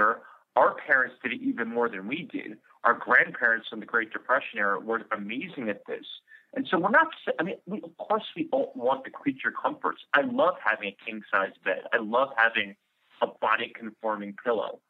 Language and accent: English; New York City, New York, United States; I'm from New York City